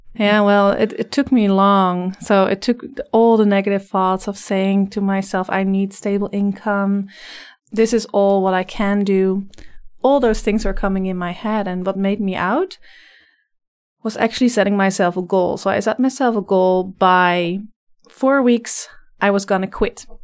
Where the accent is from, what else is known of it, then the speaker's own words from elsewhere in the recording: Netherlands; English is a second language; moved away as an adult; now in Vancouver, Canada; I'm originally from the Netherlands, so you'll probably hear a slight accent in my voice. I came here about four years ago